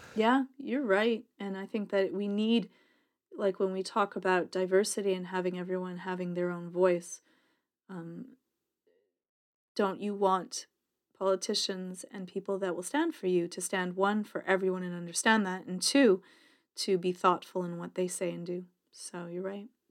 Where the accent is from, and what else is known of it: Canada; accent: Canadian